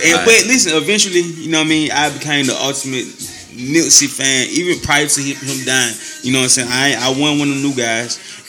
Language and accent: English; Georgia, United States; I'm from the South. I'm from Georgia.